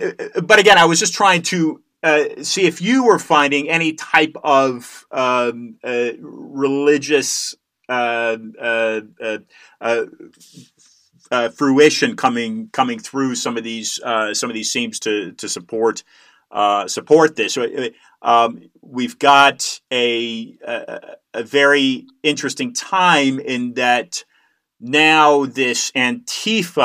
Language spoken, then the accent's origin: English; California, United States; Growing up in California